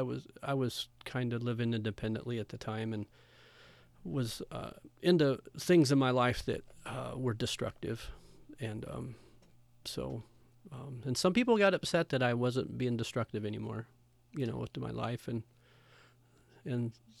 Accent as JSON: {"language": "English", "town": "Shelby", "region": "Iowa", "country": "United States", "said": "I'm from Shelby, Iowa, huge metropolis of 800, over by Council Bluffs, Iowa, southwest Iowa."}